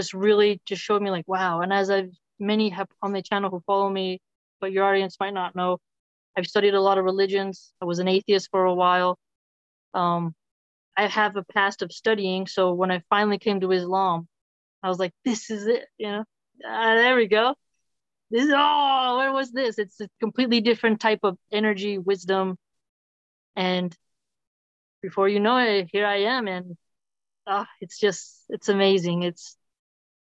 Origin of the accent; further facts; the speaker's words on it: Philadelphia, Pennsylvania, United States; I grew up in Philly